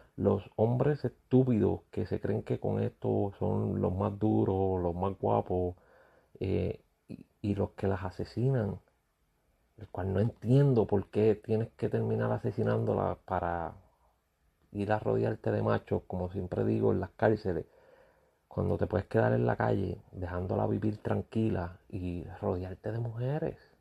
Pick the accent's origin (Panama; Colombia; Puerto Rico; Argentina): Puerto Rico; siendo uno puertorriqueño